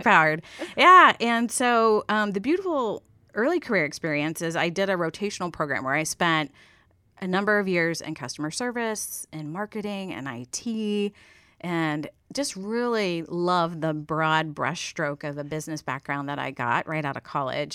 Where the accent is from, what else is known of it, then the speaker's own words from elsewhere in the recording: Steubenville, Ohio, United States; moved away as an adult; also born or lived in Columbus, Ohio; originally from Ohio, born and raised in … hometown